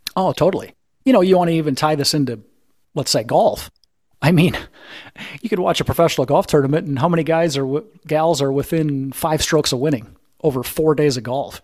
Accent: Midwest, United States; I'm from the Midwest

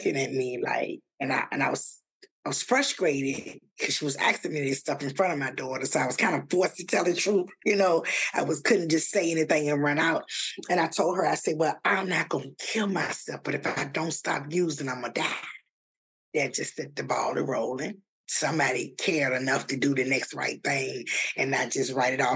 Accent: Virginia, United States; now in Atlanta, United States; I'm from Virginia

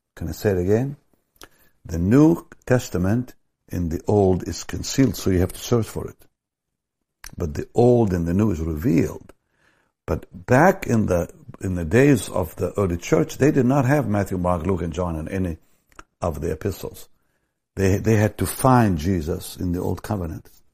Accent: Jaffa, Tel Aviv District, Israel; in my hometown, Jaffa, a block away from where I was born

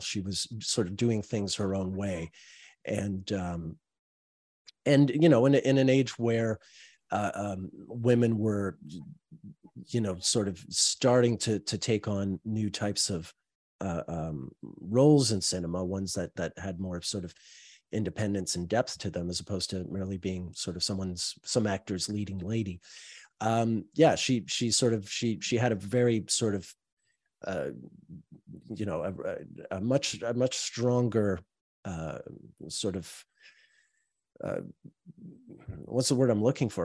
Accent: Montreal, Quebec, Canada; I'm from Montreal

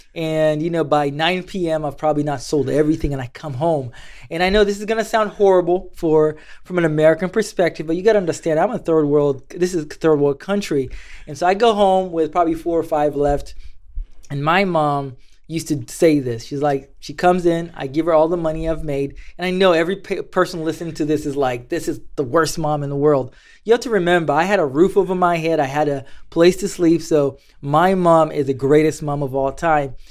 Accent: Mombasa, Mombasa County, Kenya; moved away as an adult; now in United States; growing up in Kenya, life was, was, was tough.

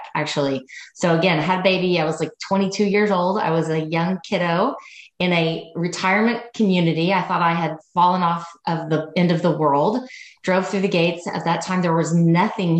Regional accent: Tulsa, Oklahoma, United States; moved away as an adult; also born or lived in Sherman, Texas / Denison, Texas / Dallas, Texas; now in Hot Springs Village, United States; I'm a Jinx Trojan girl from Tulsa, Oklahoma.

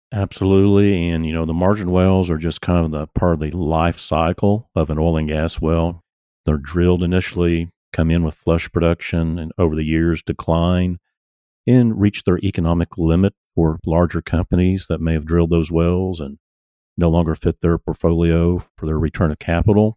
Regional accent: Tulsa, Oklahoma, United States; I grew up in Tulsa

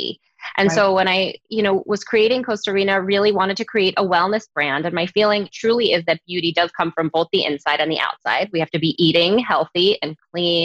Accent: Koroni, Peloponnese, Greece; now in United States; The town that I come from is called Koroni

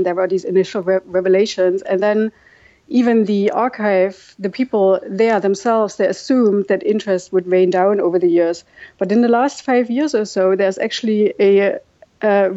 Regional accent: Chemnitz, Saxony, Germany; English is a second language; moved away as an adult; also born or lived in Dresden, Germany / Berlin, Germany; now in New York, United States; I grew up in East Germany, you know, and the East Germans are being brought up to, like, be modest people

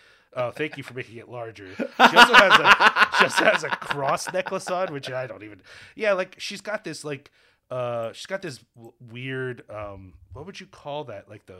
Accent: United States; being born and raised in the United States myself.

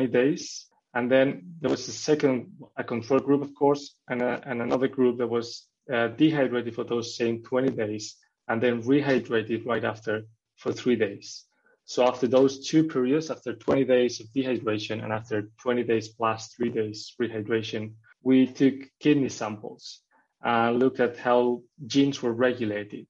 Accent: Spain; moved away as an adult; also born or lived in Norway; I studied biology in Spain, in my hometown in Spain

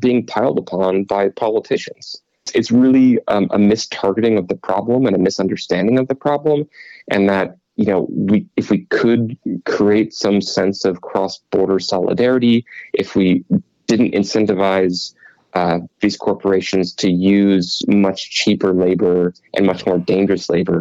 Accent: Cleveland, Ohio, United States; also born or lived in Pittsburgh; I grew up in Cleveland and sort of between Cleveland and Pittsburgh

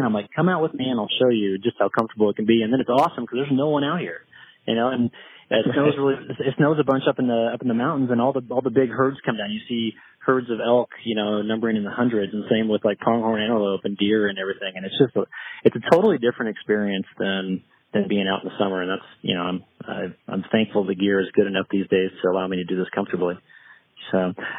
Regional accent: Kansas, United States; when I was a young man growing up in Kansas, I grew up in the Midwest

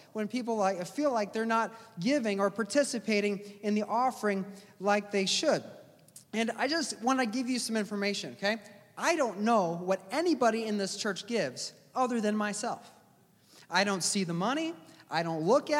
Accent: United States

